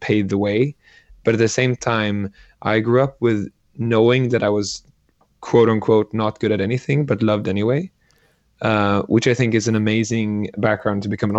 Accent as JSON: {"language": "English", "country": "Sweden", "tie": "born or raised there", "said": "I grew up in Sweden"}